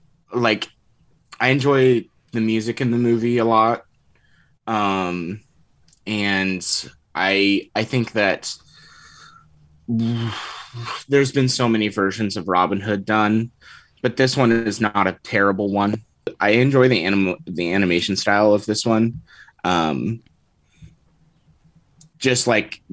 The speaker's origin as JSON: {"language": "English", "region": "California", "country": "United States", "said": "I am from California"}